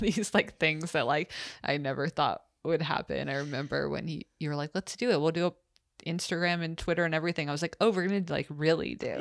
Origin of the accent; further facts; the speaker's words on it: United States; the privilege of being American